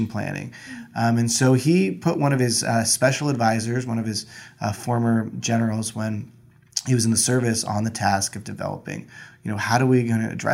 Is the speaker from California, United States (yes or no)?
yes; Southern California, United States; I'm born and raised in Southern California